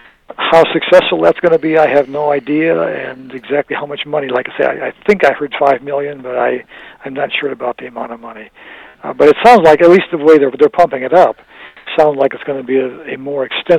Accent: Flint, Michigan, United States; we're from Flint.

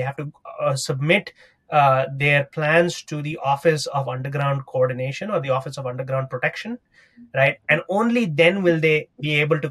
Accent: New York City, New York, United States; Of course, you know, as a New Yorker, I will say that I'm waiting in a line is the worst thing that you could ask any New Yorker.

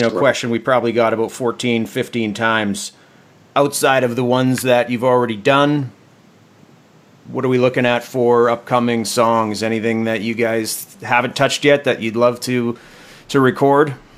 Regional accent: Canada; all of us Canadians

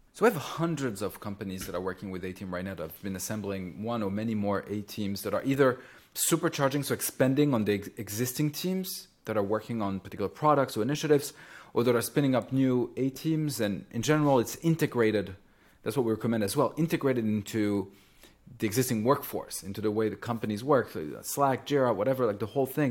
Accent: Champagne region, Grand Est, France; moved away; I grew up in France and in the pla-, in the Champagne region

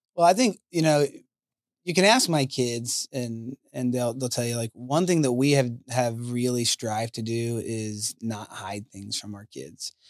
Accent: Colorado, United States; moved away; I'm from Colorado

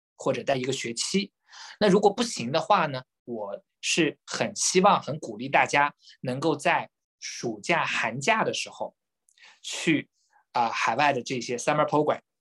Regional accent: Jiaxing, Zhejiang, China; moved away as an adult; also born or lived in Shanghai; now in Hong Kong; 我是这个出生于浙江嘉兴，啊， 那么我的中学都是在浙江完成的

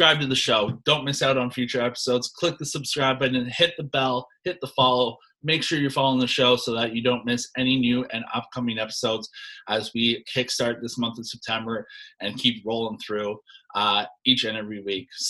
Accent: Canada; being a Canadian like yourself

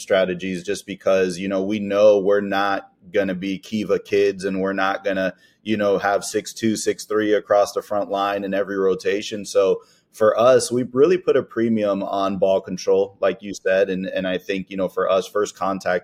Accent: Miami, Florida, United States; moved away as an adult; now in Fort Myers, United States; We grew up in Miami together

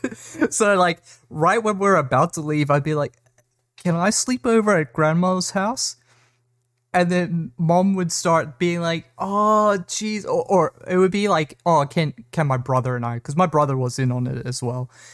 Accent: South Africa; I grew up in South Africa

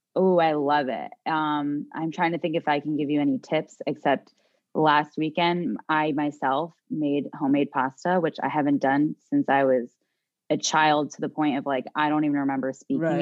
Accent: New Jersey, United States; also born or lived in Miami; we're from New Jersey

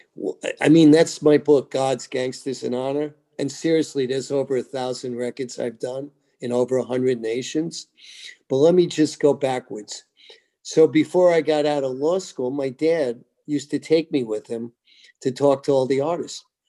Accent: Roslyn, New York, United States; moved away; also born or lived in Manhattan, New York / Tennessee; I was born in Manhattan, grew up in a place called Roslyn

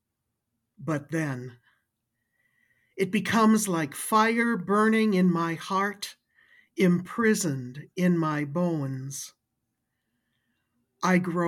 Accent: Wisconsin, United States; accent: Wisconsin; now in St. Paul, United States; I live in St. Paul, and I originally grew up in Wisconsin, but I moved here in 1979

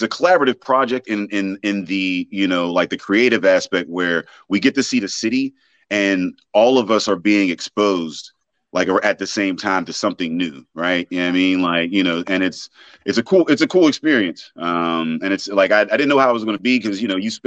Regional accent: Braddock, Pennsylvania, United States; now in Pittsburgh, United States; I'm from Braddock originally

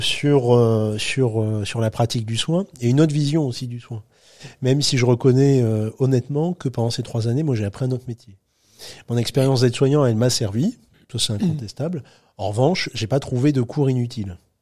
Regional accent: between Calais and Dunkirk, Hauts-de-France, France; moved away as an adult; je retourne chez moi dans le Grand Nord de la France, chez mes parents

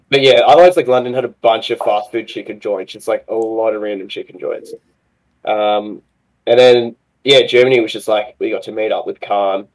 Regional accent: Australia; accent: Aussie; my Aussie accent

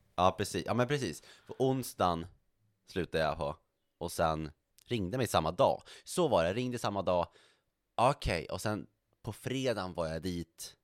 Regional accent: Norrland, Sweden; now in Stockholm, Sweden; jag identifierar mig så kraftigt som, som norrlänning och vill inte tappa det

